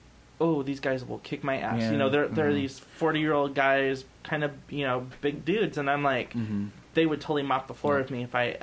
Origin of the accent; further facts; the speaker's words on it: Fresno, California, United States; moved away; growing up in Fresno